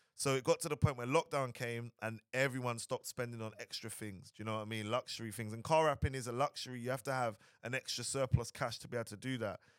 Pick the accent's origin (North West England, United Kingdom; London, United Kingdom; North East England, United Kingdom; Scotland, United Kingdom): London, United Kingdom; moved away as an adult; also born or lived in Dubai; originally I'm from London, Southeast London